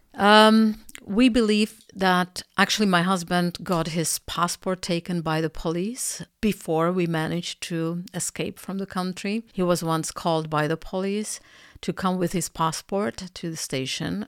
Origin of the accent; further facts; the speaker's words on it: Czechia; moved away as an adult; also born or lived in Canada; I'm, uh, originally Czech, uh, however, I lived in Canada for eleven years